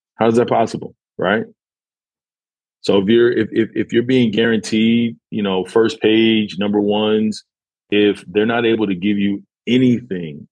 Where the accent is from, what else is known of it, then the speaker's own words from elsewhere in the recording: New York, United States; now in Houston, United States; I'm originally from New York